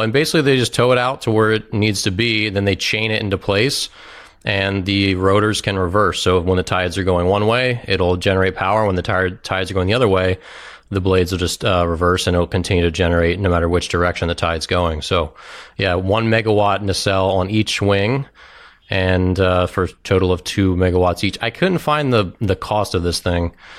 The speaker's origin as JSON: {"language": "English", "region": "Maryland", "country": "United States", "tie": "born or raised there", "also_born_or_lived": "Washington, D.C.", "said": "I grew up in Maryland, um, here in D C"}